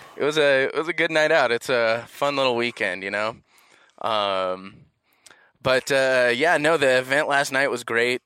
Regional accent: Los Angeles, California, United States; I'm from Los Angeles

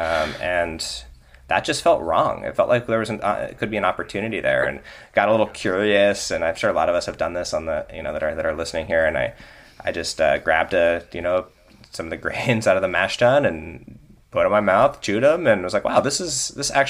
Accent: Northern California, United States; I grew up in Northern California with a vegetable garden in my backyard

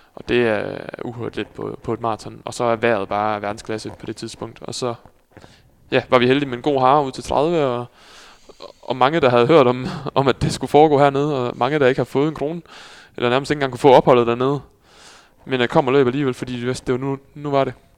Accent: Skive, Central Denmark Region, Denmark; also born or lived in Netherlands; now in Aarhus, Denmark; derefter kom vi på en gård lige uden for Skive

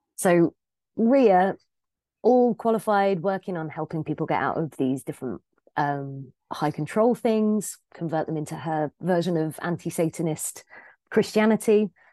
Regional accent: England, United Kingdom; I'm English

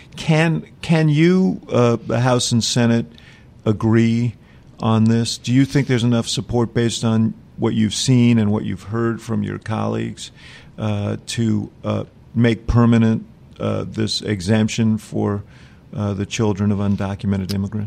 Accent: Chicago, Illinois, United States; I'm from Chicago

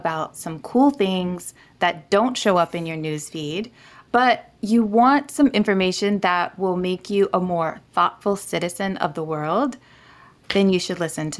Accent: Niger; moved away; I grew up in Niger, West Africa

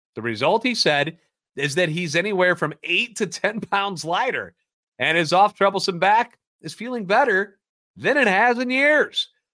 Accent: St. Louis, Missouri, United States; born and raised in the Loop, and a lifetime Cardinals fan.

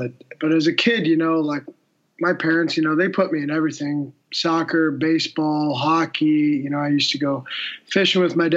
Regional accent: St. Louis, Missouri, United States; moved away as an adult; also born or lived in Michigan; growing up in St. Louis, I always, you know, wanted to be like my dad and play for the Blues

